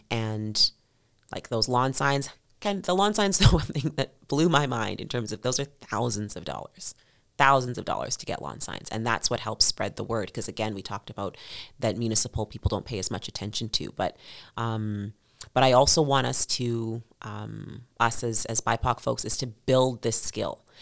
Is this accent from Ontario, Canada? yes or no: no; Edmonton, Alberta, Canada; growing up in Millwoods